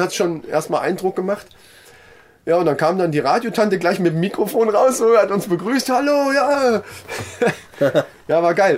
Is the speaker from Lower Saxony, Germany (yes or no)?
no; Kassel, Hesse, Germany; wir sind aus Kassel